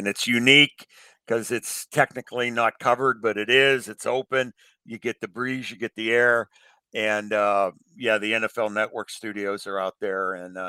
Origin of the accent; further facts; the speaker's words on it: Pittsburgh, Pennsylvania, United States; I grew up in Pittsburgh